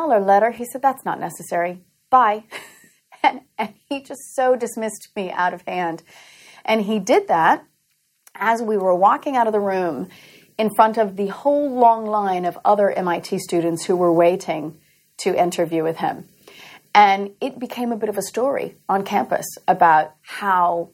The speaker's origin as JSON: {"language": "English", "region": "Louisiana", "country": "United States", "tie": "born or raised there", "also_born_or_lived": "Massachusetts", "moved": "as an adult", "said": "I grew up in Louisiana"}